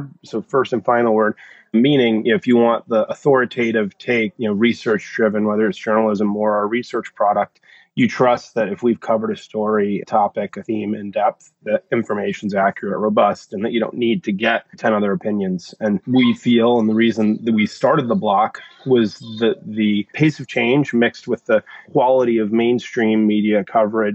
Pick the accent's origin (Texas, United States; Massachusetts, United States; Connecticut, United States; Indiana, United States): Connecticut, United States; moved away as an adult; also born or lived in New York City; I'm originally from Connecticut, grew up here, and moved back in with my parents at 40